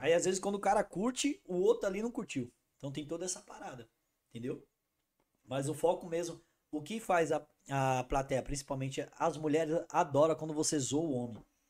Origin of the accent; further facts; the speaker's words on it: Brazil; eu sou da Zona Norte.